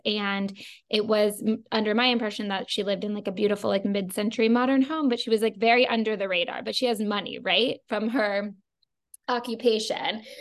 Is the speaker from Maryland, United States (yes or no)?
yes; Maryland, United States; I grew up in Maryland